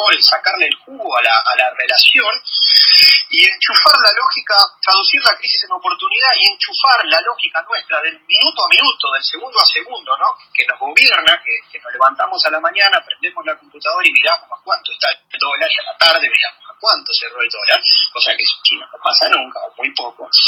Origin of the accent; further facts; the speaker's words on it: Argentina; Como, como, argentinos